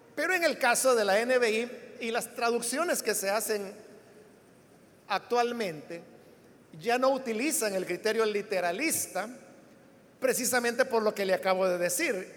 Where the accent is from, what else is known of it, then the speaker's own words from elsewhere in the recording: El Salvador; así es como los salvadoreños hablamos el español